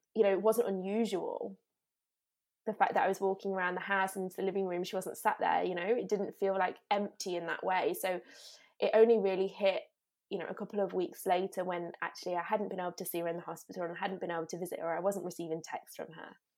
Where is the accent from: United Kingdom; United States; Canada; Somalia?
United Kingdom; Derby, East Midlands; moved away as an adult; I grew up in England, so I've always lived in England until, until two years ago, um, and I lived right in the centre of England in a place called Derby